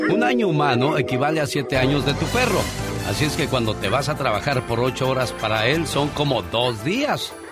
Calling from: San Luis Obispo, California, United States; Soy … de San Luis Obispo. Vine aquí a la ciudad de Santa Bárbara a verlos al zoológico.

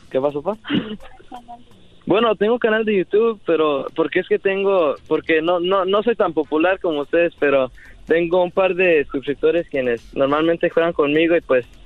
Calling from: San Jose, California, United States; Desde San José, California.

